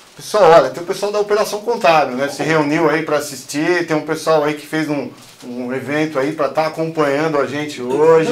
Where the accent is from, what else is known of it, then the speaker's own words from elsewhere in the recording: São Paulo, Brazil; sou lá da Zona Sul de São Paulo, cara sou lá da, da Zona Sul, sou lá da Vila Santa Catarina